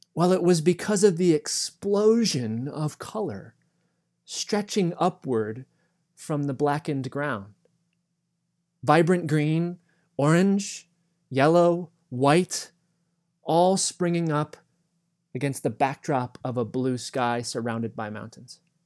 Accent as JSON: {"language": "English", "area": "the East", "region": "East Coast", "country": "United States", "tie": "born or raised there", "said": "both of us were born and raised in the East"}